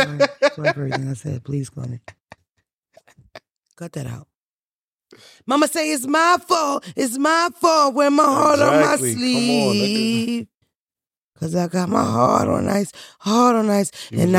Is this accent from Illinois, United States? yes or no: no; Boston, Massachusetts, United States; I'm from Boston.